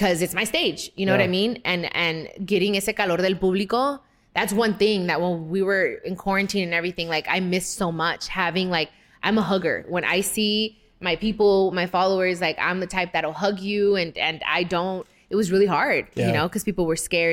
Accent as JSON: {"language": "English", "town": "Long Beach", "region": "California", "country": "United States", "said": "I come from Long Beach."}